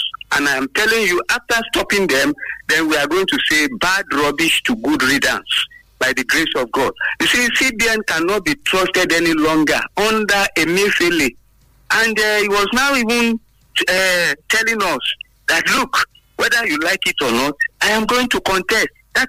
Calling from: Abeokuta, Ogun State, Nigeria; from Abeokuta.

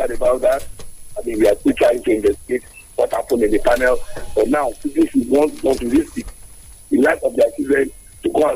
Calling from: Abeokuta, Ogun State, Nigeria; I'm calling from the People's Parliament in Abeokuta.

